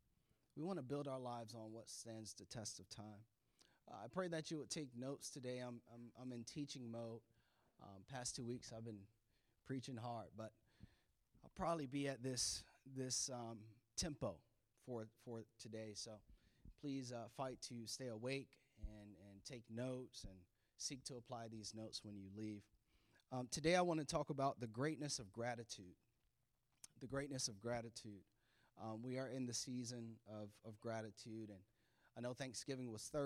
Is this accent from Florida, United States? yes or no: yes; Florida, United States; now in Maryland, United States; this is our home now, but we're from Florida